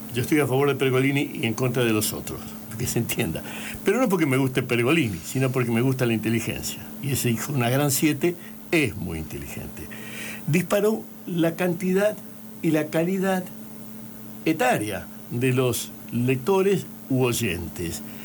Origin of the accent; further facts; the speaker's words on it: Barrancas, Santa Fe, Argentina; moved away; also born or lived in Puerto Gaboto; Yo soy nacido y criado, no, soy nacido en Barrancas